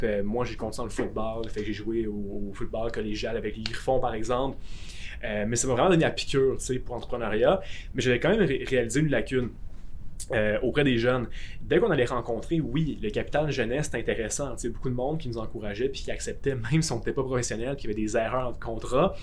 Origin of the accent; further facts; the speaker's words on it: Gatineau, Quebec, Canada; je suis de Gatineau